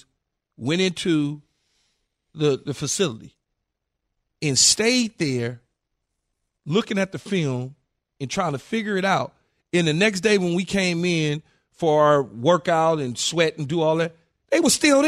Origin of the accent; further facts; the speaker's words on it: California, United States; I'm from California